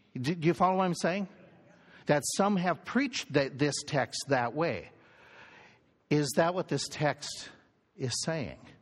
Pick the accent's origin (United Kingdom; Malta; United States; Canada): United States; we're American, we're Western